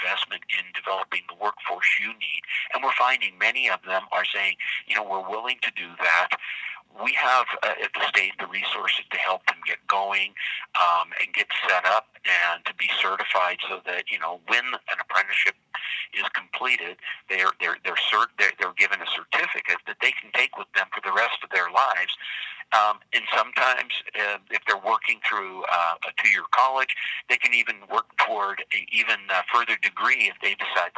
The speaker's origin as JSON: {"language": "English", "town": "Butte", "region": "Montana", "country": "United States", "tie": "born or raised there", "said": "I grew up in Butte"}